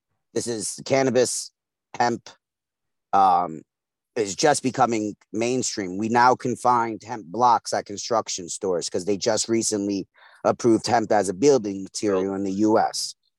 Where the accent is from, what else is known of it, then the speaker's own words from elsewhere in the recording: Brooklyn, New York, United States; Yeah, I'm from East New York, Brooklyn. Grew up, raised, the whole nine.